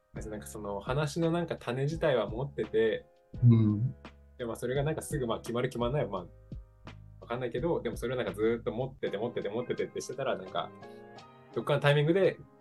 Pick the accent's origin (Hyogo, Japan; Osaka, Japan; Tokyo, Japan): Hyogo, Japan; Kobe; also born or lived in Copenhagen, Denmark; ちょうど地元と一緒なんですよ、僕の